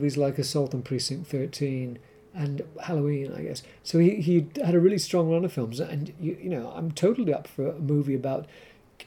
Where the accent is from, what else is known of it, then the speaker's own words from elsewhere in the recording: Canada; I grew up with it in Canada